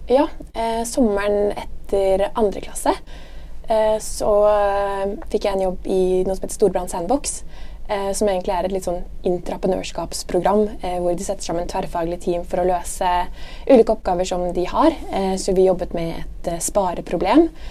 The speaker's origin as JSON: {"language": "Norwegian", "town": "Bærum", "region": "Akershus", "country": "Norway", "tie": "born or raised there", "also_born_or_lived": "Dubai / Trondheim / Milan", "said": "Jeg kommer fra Høvik i Bærum, rett utenfor Oslo"}